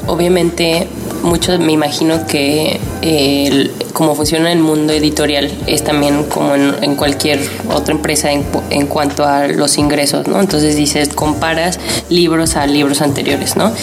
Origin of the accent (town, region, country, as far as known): Mexico